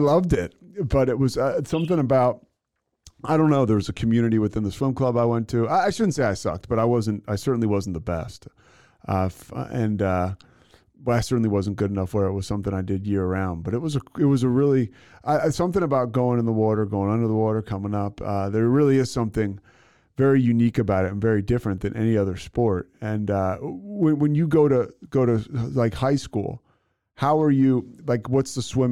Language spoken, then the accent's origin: English; United States; going to high school, you know, outside of Philadelphia